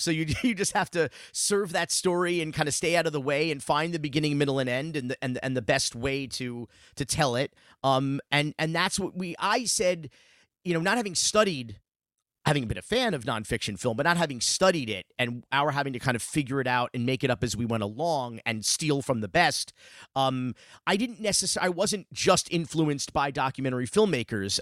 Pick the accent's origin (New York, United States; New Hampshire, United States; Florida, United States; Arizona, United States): Florida, United States; Miami; growing up in Miami in the, in the nineteen eighties